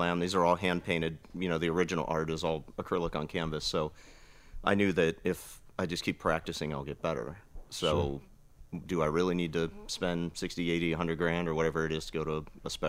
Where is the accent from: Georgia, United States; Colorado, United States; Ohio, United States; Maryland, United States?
Maryland, United States; outside Baltimore; also born or lived in New Orleans / San Diego; now in Washington State, United States; I grew up outside Baltimore, and I live in Washington State now